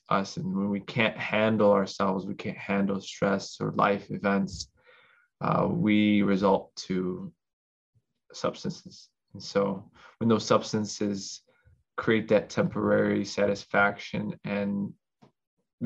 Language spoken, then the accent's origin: English; Chicago, Illinois, United States; I was born in America, down here in Chicago